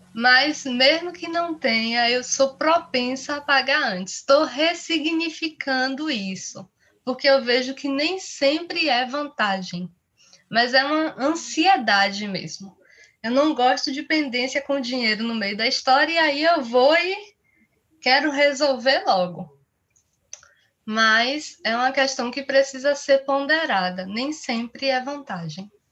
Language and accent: Portuguese; Bahia, Brazil; eu sou nordestina, sou baiana